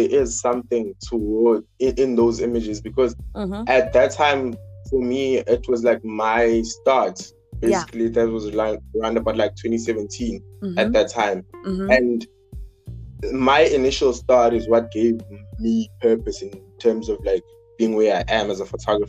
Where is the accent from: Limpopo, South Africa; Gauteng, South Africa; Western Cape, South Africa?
Western Cape, South Africa; Cape Town; I'm from Cape Town, right?